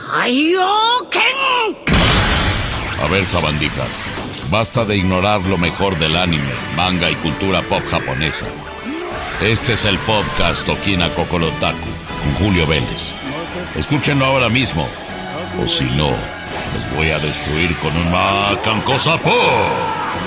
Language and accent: Spanish; Mexico; En México y en Latinoamérica somos especialmente fans